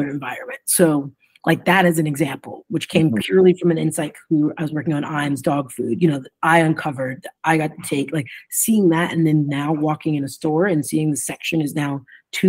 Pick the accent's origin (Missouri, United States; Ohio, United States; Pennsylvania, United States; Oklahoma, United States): Ohio, United States; moved away as an adult; also born or lived in Arkansas; growing up in Ohio.